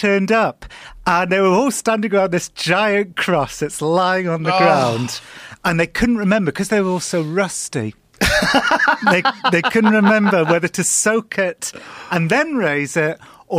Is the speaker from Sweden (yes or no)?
no; England, United Kingdom; Yeah, I, as an Englishman, I'm a warrior.